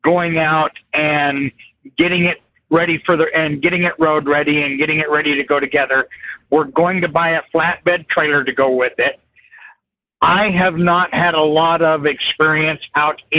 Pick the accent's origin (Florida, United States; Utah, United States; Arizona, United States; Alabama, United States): Utah, United States; Salt Lake City; My hometown is Salt Lake City, Utah